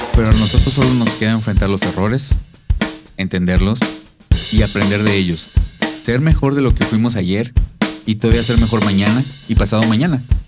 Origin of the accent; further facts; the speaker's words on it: Mexico; now in United States; soy un mexicano viviendo en Estados Unidos